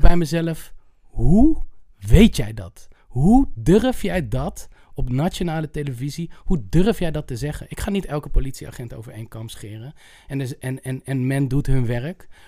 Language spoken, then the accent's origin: Dutch; Utrecht, Netherlands; ik kom uit Utrecht